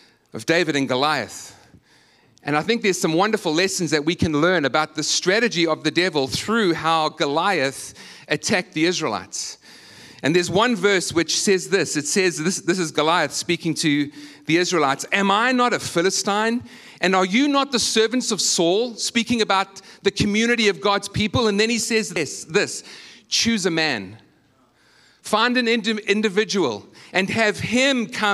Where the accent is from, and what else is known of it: South Africa; moved away as an adult; now in United States